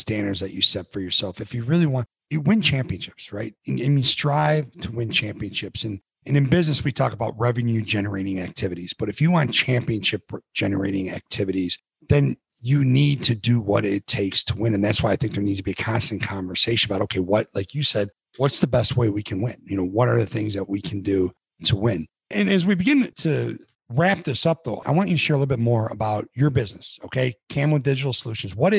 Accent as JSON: {"language": "English", "town": "Chicago", "region": "Illinois", "country": "United States", "said": "I'm from Chicago"}